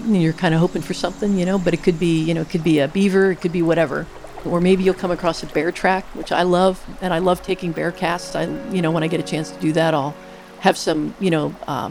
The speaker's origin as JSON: {"language": "English", "region": "Pennsylvania", "country": "United States", "tie": "born or raised there", "moved": "yes", "lives_now": "Soldotna, United States", "said": "I grew up in Pennsylvania"}